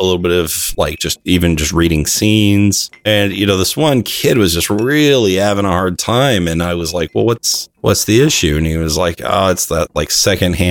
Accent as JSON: {"language": "English", "region": "California", "country": "United States", "tie": "born or raised there", "also_born_or_lived": "Arizona", "said": "my dad changed his job and we moved to California from Arizona"}